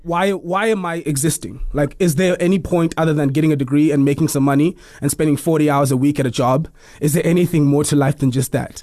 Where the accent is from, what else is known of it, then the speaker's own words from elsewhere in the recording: Eastern Cape, South Africa; now in Pretoria, South Africa; I am from the Eastern Cape originally. I live in Pretoria now.